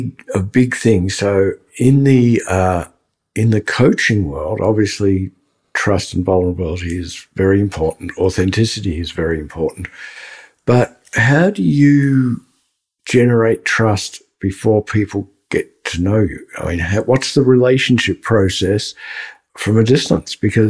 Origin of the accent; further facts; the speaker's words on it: Dandenong, Victoria, Australia; moved away; also born or lived in Melbourne; I grew up in Dandenong